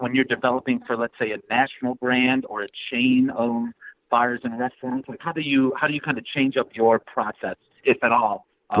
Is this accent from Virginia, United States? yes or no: no; Schaumburg, Illinois, United States; I'm a suburbanite, so I'm from Schaumburg, out in the northwest suburbs of Chicago.